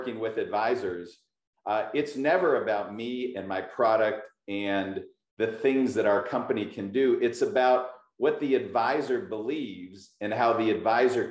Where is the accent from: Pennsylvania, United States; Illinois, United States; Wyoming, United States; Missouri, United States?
Pennsylvania, United States; Pittsburgh; moved away as an adult; now in California, United States; I'm very proud to be from Pittsburgh. I just happened to move to California